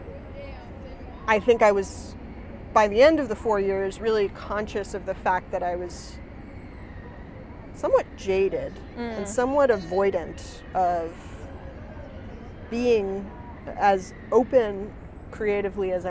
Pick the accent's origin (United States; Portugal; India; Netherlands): United States; New England; moved away as an adult; now in New York, United States; I'm from New England